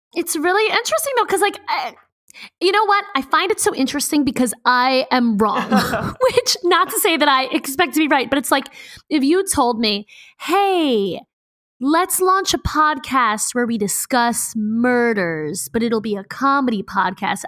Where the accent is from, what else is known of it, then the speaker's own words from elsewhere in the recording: Baltimore, Maryland, United States; I'm from Baltimore.